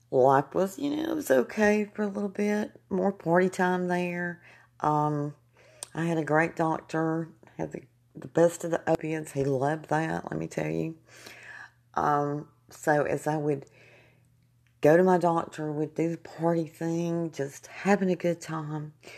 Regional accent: Jasper, United States; moved away; moved back to my hometown of Jasper

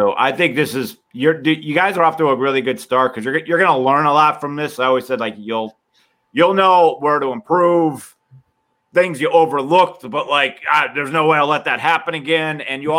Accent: New Jersey, United States; also born or lived in Deptford, New Jersey; I am a South Jersey man

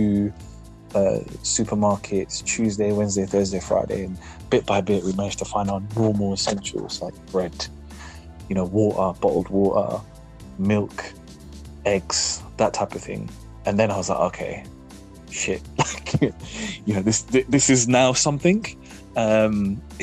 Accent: United Kingdom; we're British, we're an island race

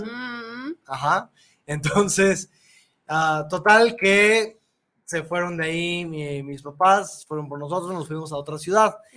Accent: Mexico; nosotros como mexicanos

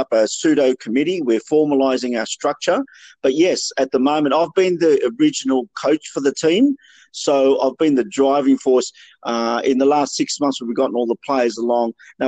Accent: Sydney, New South Wales, Australia; moved away as an adult; also born or lived in Peru; now in Melbourne, Australia; originally from Sydney most of my life

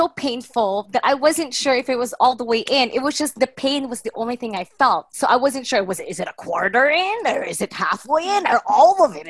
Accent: Toronto, Ontario, Canada; now in Philippines; I'm from Toronto.

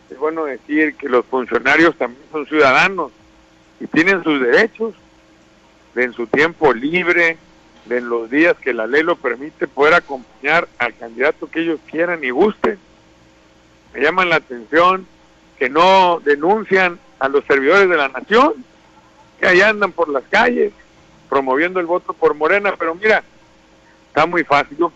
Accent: Sinaloa, Mexico; El típico cobarde sacatón que no da la cara, que tira la piedra y esconde la mano, así no somos los sinaloenses.

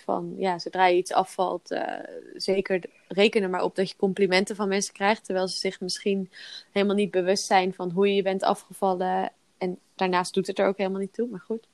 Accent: Zeeland, Netherlands; now in Belgium; ik kom oorspronkelijk uit Zeeland.

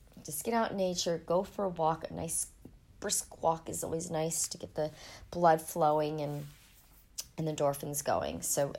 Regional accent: Ohio, United States; born there; also born or lived in Colorado; I was born in Ohio. It was actually quite cold there in winter

